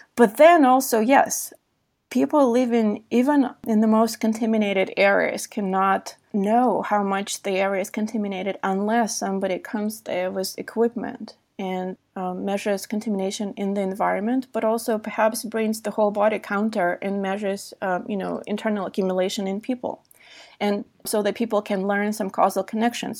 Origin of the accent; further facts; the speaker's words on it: Belarus; moved away; also born or lived in San Diego, California; I was born in Belarus, which was heavily affected by, uh, by the Chernobyl nuclear accident